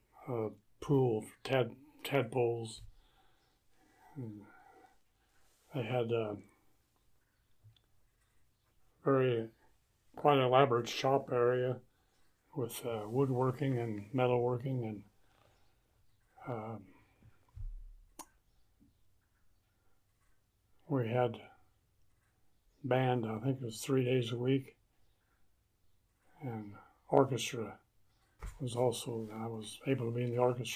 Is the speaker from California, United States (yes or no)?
no; Evansville, Indiana, United States; born or raised there; moved away as an adult; now in Roachdale, United States